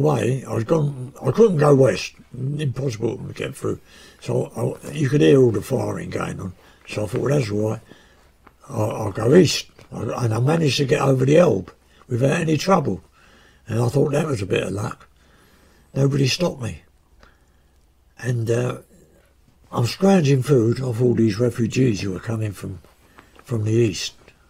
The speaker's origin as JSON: {"language": "English", "country": "United Kingdom", "said": "I just felt ashamed of being British."}